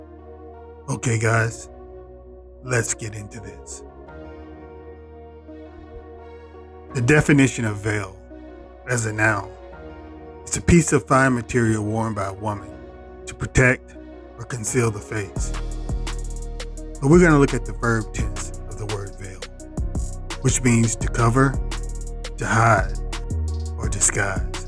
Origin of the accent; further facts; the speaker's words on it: Mississippi, United States; I grew up in the same type of small town in Mississippi.